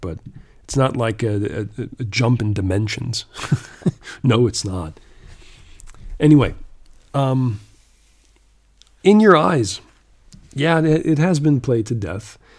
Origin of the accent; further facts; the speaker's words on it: Canada; growing up in Canada back then